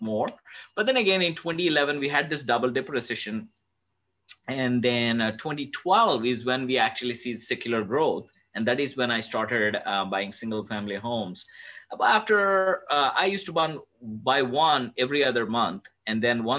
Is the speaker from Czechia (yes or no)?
no; South India, India; moved away as an adult; now in Dallas, United States; I'm from South India and I came to US back in 2002 to pursue my master's degree